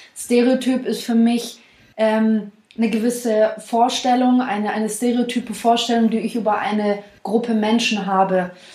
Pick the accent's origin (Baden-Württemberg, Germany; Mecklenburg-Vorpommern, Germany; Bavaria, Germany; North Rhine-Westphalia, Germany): Baden-Württemberg, Germany; Swabia